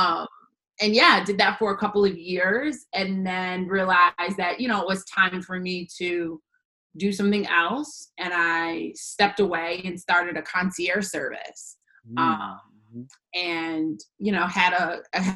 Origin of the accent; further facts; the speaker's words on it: West Bloomfield, Michigan, United States; I am from West Bloomfield, Michigan, born and raised